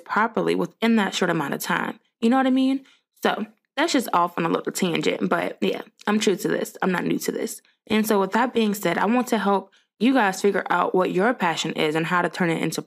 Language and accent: English; Richmond, Virginia, United States; I grew up in Richmond, Virginia